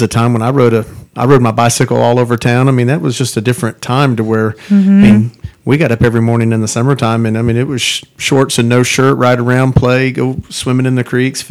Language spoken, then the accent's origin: English; Park City, Kansas, United States; born or raised there